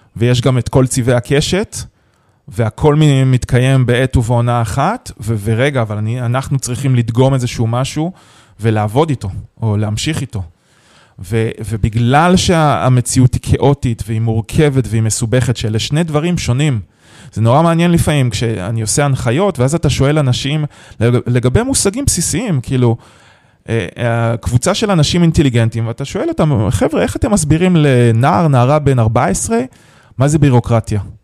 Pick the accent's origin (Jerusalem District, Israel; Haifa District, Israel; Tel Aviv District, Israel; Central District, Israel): Haifa District, Israel; Haifa; also born or lived in San Francisco; אני חיפאי במקור